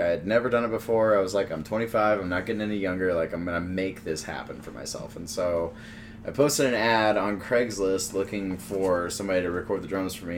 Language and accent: English; Missouri, United States; moved away as an adult; also born or lived in Denver / Fort Collins; I grew up in Missouri